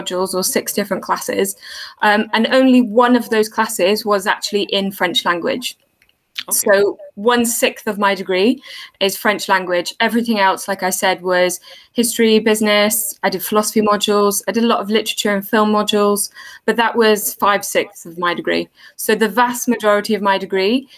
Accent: England, United Kingdom; also born or lived in Germany / Cardiff, Wales; I moved back to the UK when I was 3. So unfortunately, I don't speak any German, though I would love to. And I grew up mostly in England, but my family originally came from Wales

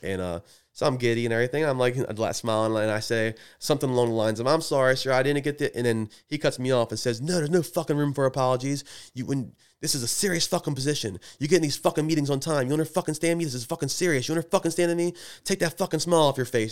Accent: Edgewood, United States; I'm from Edgewood

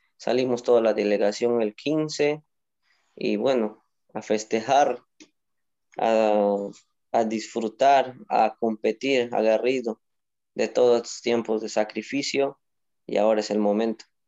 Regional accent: Moyobamba, San Martín, Peru; soy de Moyobamba, de la región de San Martín, la selva.

